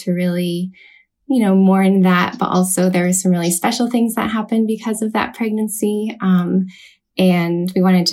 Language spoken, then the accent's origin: English; California, United States; moved away as an adult; now in Seattle, United States; I am originally from California, currently living in Seattle, Washington